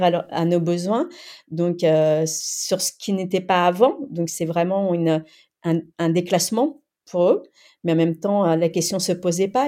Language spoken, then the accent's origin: French; France; French is a second language; also born or lived in Cambodia / Thailand; je suis arrivée à l'âge de 7 ans en France et euh, avant cela donc je, je suis née au Cambodge et j'ai vécu dans les camps de réfugiés en Thaïlande